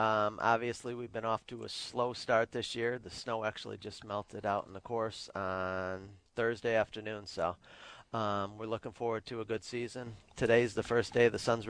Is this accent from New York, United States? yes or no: yes; south of Rochester, Western New York, United States; also born or lived in Pennsylvania / Lockport, New York; Originally, I'm from Western New York. I grew up in just south of Rochester. I grew up playing at Stafford Country Club, and I went to college at Penn State for the PGM program